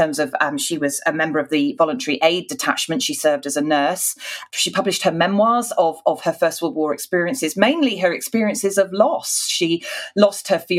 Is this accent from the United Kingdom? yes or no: yes; United Kingdom